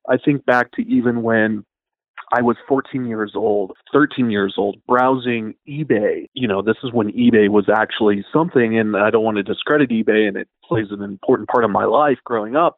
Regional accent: Idaho, United States; growing up in Idaho

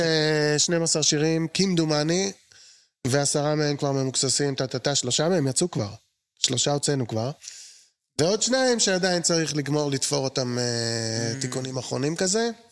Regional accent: Jerusalem, Jerusalem District, Israel; אני יליד הארץ

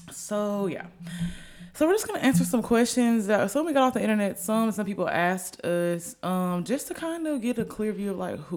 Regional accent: Alabama, United States; also born or lived in Norfolk, Virginia / Sicily / Jacksonville; I got to Alabama when I was eight. I was born in Norfolk, Virginia, though. Okay. Virginia, Sicily, Italy, Jacksonville, Florida, here. But I've been here the longest. That's why I say I'm from Alabama.

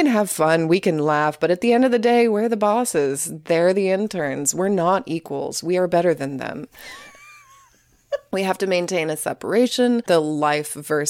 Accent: Oklahoma, United States; Sorry, I'm from Oklahoma. I never learned the difference.

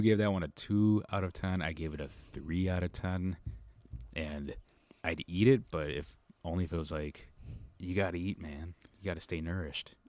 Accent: Midwest, United States; I'm from the Midwest.

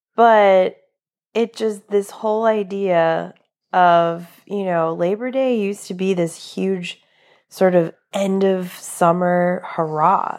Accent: New England, United States; now in Florida, United States; I'm originally from New England, not from Florida

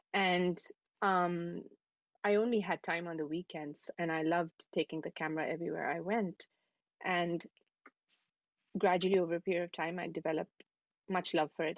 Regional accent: New Delhi, Delhi, India; moved away as an adult; also born or lived in Dubai; now in New York City, United States; I'm from New Delhi. I'm from India. Um, and um, yeah, I was born in in New Delhi, and I lived there for um, for most of my life

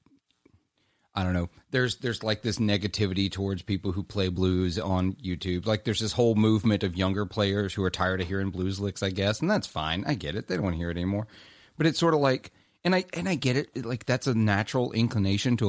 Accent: Clarksdale, Mississippi, United States; growing up in the Mississippi Delta, like I did, I heard Delta blues

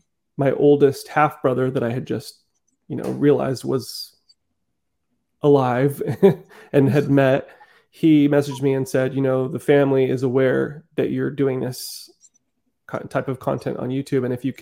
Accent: Netherlands; born there; I think a part of me feels like because, yeah, I was born in the Netherlands, so I have a little bit of Dutch in me, a little European

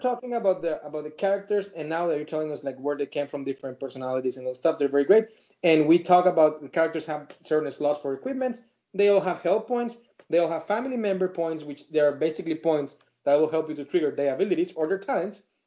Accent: Mexico; English is a second language; now in United States; I'm an Hispanic, you know, person, very proud Mexican that I live uh, in here in U.S. and I, I love my my country Mexico

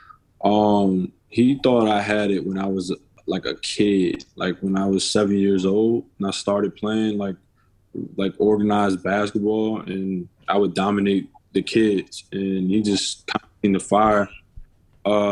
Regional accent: Maryland, United States; I'm from Maryland

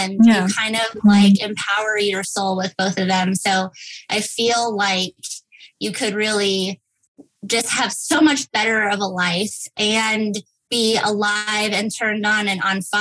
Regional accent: El Paso, Texas, United States; I grew up in El Paso, Texas girl, went to Texas State

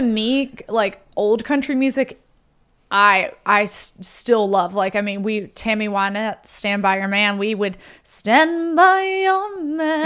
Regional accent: Holly Springs, Mississippi, United States; accent: Southern; a girl I grew up with in Holly Springs

